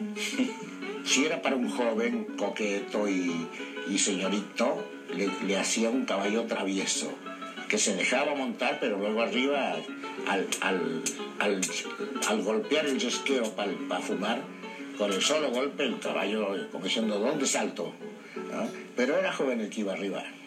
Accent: Pergamino, Buenos Aires Province, Argentina; Nací en el campo, nací a, 30 kilómetros de ese pueblo

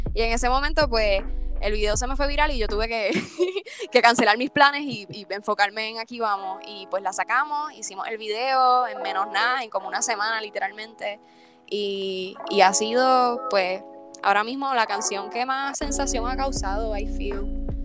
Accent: Comerío, Puerto Rico; yo soy una cantautora boricua, soy comerieña

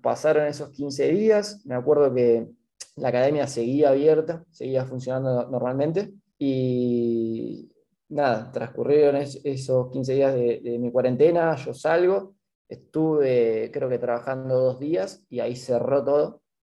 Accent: La Plata, Buenos Aires Province, Argentina; moved away as an adult; now in Rio de Janeiro, Brazil; yo soy de La Plata

